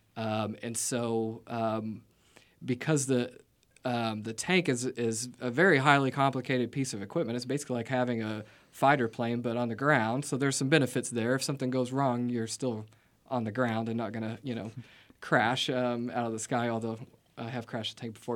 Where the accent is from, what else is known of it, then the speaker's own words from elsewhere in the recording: Vienna, Illinois, United States; moved away; I grew up in Vienna, Illinois. It's a, um, small town in, um, what I would call southernmost Illinois